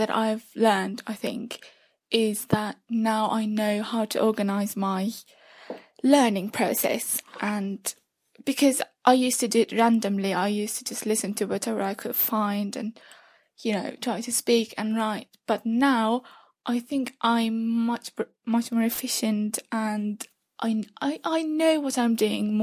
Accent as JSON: {"language": "English", "country": "Turkey", "said": "I'm from Turkey."}